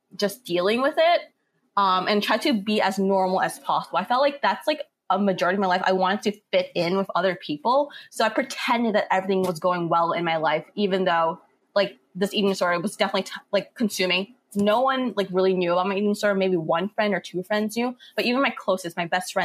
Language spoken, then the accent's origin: English; New York City, New York, United States; I'm from New York City